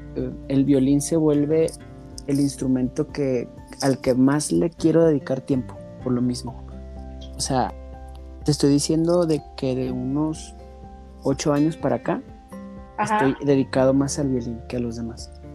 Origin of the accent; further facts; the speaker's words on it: Ciudad Juárez, Chihuahua, Mexico; moved away as an adult; now in Denver, United States; Yo soy originario de Ciudad Juárez, Chihuahua